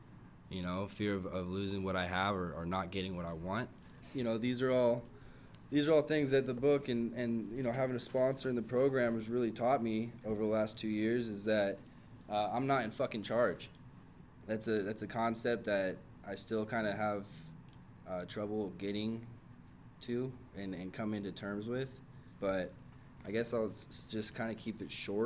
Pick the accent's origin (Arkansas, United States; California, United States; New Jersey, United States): California, United States; San Diego; I come from San Diego